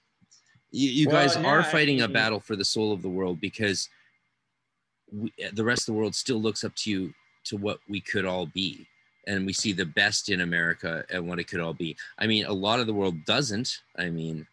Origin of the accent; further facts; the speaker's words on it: Canada; my home country of Canada